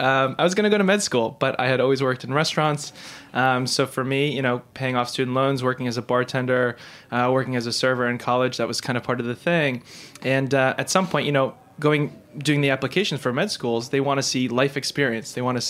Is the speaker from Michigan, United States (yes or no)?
no; New York City, New York, United States; also born or lived in Ithaca, New York / Brooklyn, New York; I grew up in New York City. I'm actually a Queens native. Okay. Now a Brooklyn native, I guess. But I lived in New York my whole life and eventually made the move upstate New York to go to school.